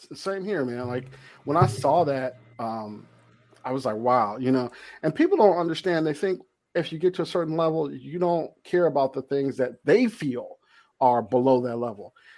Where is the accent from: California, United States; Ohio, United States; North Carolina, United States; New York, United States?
California, United States; Compton; I'm from Compton, so I grew up in Compton